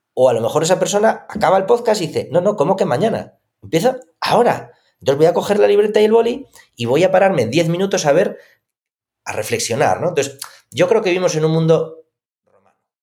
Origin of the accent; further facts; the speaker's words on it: Asturias, Spain; yo soy de Asturias